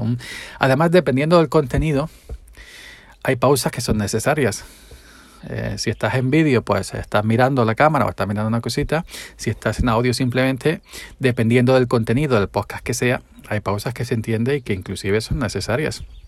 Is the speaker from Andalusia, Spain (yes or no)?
yes; Andalusia, Spain; hablo pausado siendo andaluz